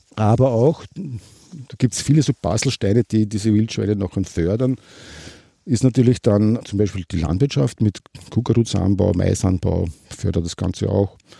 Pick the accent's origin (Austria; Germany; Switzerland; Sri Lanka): Austria; Waldviertel, near Litschau, Lower Austria; Ich bin eigentlich schon Waldviertler. Ich bin geboren in der Nähe von Litschau oben.